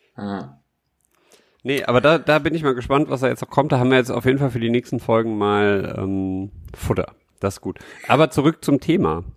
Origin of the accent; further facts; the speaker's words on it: Düsseldorf, North Rhine-Westphalia, Germany; in Herd, wo ich in Düsseldorf Herd, wo ich groß geworden bin